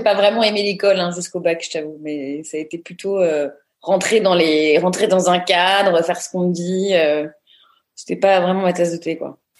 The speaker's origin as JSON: {"language": "French", "town": "Neuilly-sur-Seine", "region": "Île-de-France", "country": "France", "tie": "born or raised there", "also_born_or_lived": "Paris", "said": "je suis née à Paris, j'ai grandi à Neuilly-sur-Seine"}